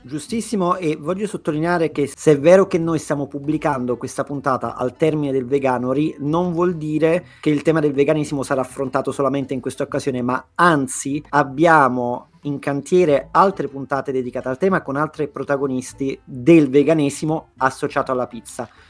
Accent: Naples, Campania, Italy; now in London, United Kingdom; da napoletano

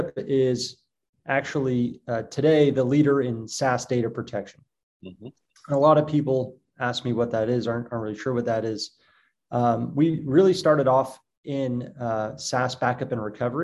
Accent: Boston, Massachusetts, United States; moved away as an adult; now in Israel; I grew up growing up in Boston

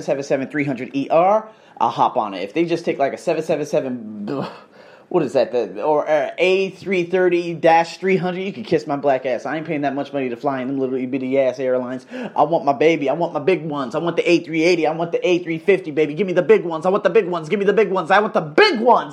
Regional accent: Las Vegas, Nevada, United States; now in Thailand; born and raised in the Vegas craze

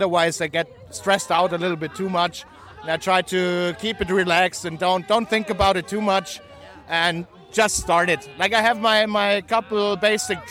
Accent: Innsbruck, Tyrol, Austria; over here in Innsbruck, in my hometown

